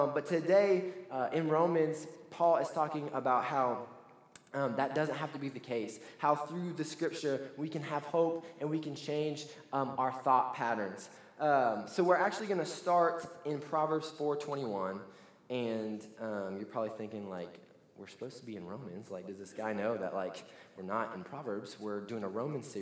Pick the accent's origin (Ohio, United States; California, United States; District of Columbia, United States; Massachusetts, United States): Ohio, United States; Lebanon; moved away as an adult; now in Canton, Georgia, United States; We're originally from Lebanon, Ohio, which is in between Cincinnati and Dayton